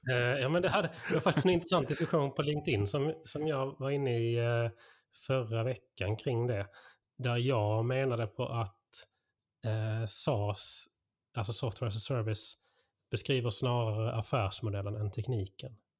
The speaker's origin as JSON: {"language": "Swedish", "region": "Skåne", "country": "Sweden", "said": "som skåning"}